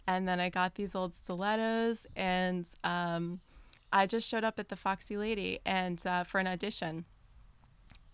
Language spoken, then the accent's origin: English; Rhode Island, United States; moved away as an adult; also born or lived in Colombia / Costa Rica; I grew up in a neighborhood in Rhode Island, suburban area